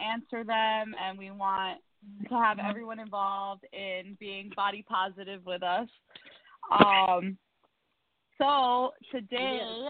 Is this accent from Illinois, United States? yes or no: no; New York City, New York, United States; as a New Yorker